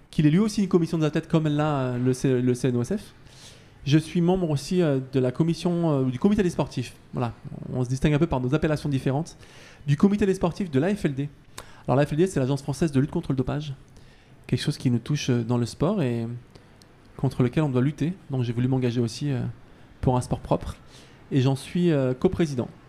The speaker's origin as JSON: {"language": "French", "town": "Paris", "region": "Île-de-France", "country": "France", "said": "j'espère en tout cas pouvoir finir ma, belle et longue carrière euh, chez nous en France, à Paris, à la maison"}